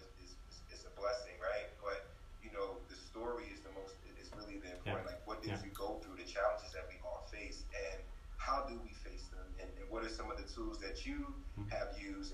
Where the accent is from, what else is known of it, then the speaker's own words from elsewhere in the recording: North New Jersey, United States; I was born and raised in North New Jersey, here in the U.S.